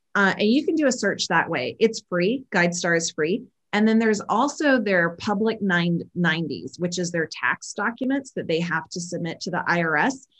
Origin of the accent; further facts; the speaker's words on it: South Carolina, United States; also born or lived in Georgia; I grew up in the South, um, born in Georgia, raised in South Carolina um, I grew up in a really small town